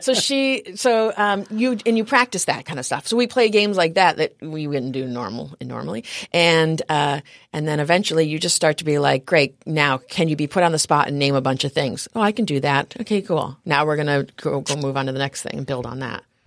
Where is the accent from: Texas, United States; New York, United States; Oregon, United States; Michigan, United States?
New York, United States; upstate; moved away as an adult; also born or lived in New Orleans; now in San Diego, United States; I grew up in New York, upstate New York, up near Canada.